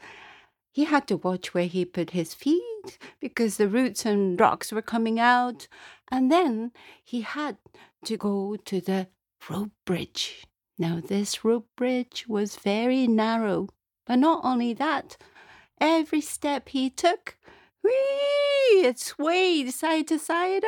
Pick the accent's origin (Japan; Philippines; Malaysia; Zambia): Japan; Tokyo; now in Glens of Antrim, United Kingdom; I'm originally from Tokyo, Japan, but guess where I am living now? I live in Northern Ireland